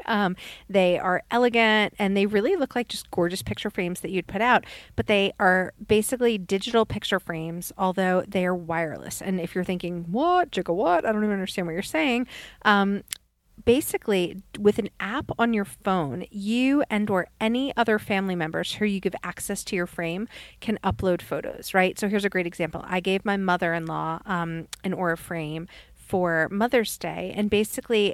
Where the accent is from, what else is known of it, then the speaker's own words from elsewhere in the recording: New York, United States; now in Birmingham, United States; when I was growing up in New York